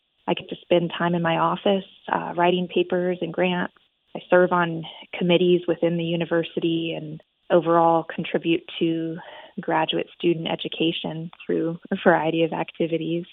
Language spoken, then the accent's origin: English; Houston, Texas, United States; moved away as an adult; now in Mobile, United States; I'm originally from Houston, Texas